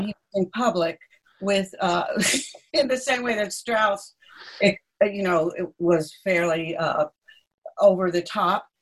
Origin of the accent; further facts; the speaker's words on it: Asheville, North Carolina, United States; now in England; I was born in Asheville